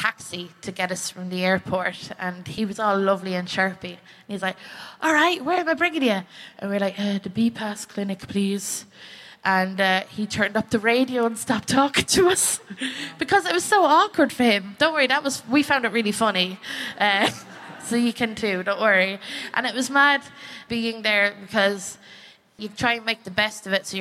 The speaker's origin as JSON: {"language": "English", "country": "Ireland", "said": "I'm from the Republic of Ireland"}